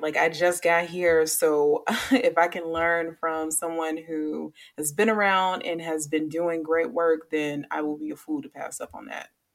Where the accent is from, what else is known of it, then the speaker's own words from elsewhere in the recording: Chicago, Illinois, United States; now in Charlotte, United States; I'm from Chicago